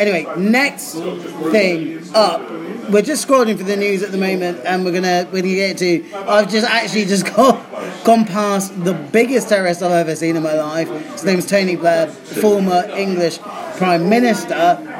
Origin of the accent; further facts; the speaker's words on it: South Africa; born there; For the listeners, I mean, I was born in South Africa.